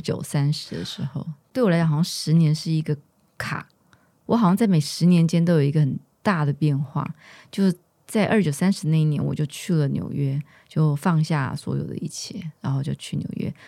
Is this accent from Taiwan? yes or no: yes; Taiwan; also born or lived in New York; 我是在台湾长大